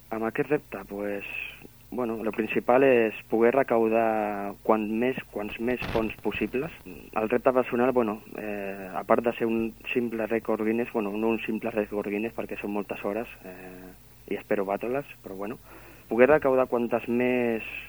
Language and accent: Catalan; Barcelona, Catalonia, Spain; also born or lived in Maçanet de la Selva / Sils; now in Sant Feliu de Guíxols, Spain; jo sóc de Barcelona, sóc nascut de Barcelona.